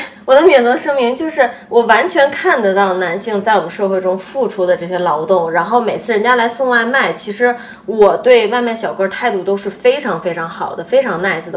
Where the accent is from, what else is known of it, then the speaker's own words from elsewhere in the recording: Beijing, China; also born or lived in United States; now in Japan; 作为一个北京人